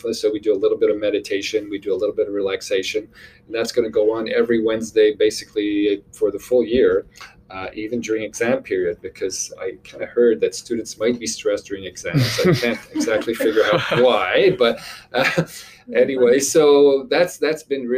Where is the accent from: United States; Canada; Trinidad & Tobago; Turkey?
Canada; Montreal, Quebec; moved away as an adult; now in Nova Scotia, Canada; I'm originally from Montreal, Quebec. I moved to Nova Scotia about 20 years ago